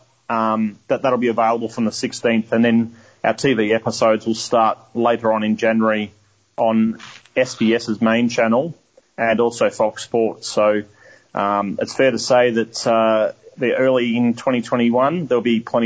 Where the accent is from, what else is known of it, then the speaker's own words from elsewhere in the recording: Melbourne, Victoria, Australia; I was brought up in Melbourne